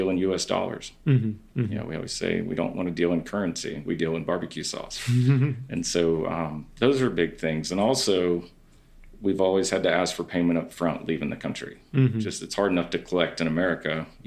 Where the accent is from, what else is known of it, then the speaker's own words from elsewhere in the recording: North Carolina, United States; they would ask, where are you from? And I would say, North Carolina